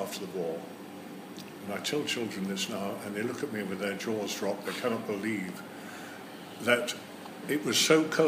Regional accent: Brighton, South East England, United Kingdom; I was born in Brighton in 1937, which was just before the war, and of course my earliest memories are of the wartime, which is very strange, really, at the seaside

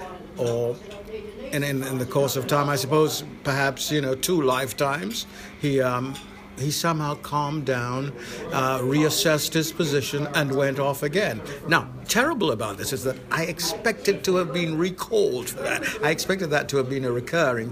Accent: London, United Kingdom; born or raised there; also born or lived in Saint Lucia / West Hampstead, London

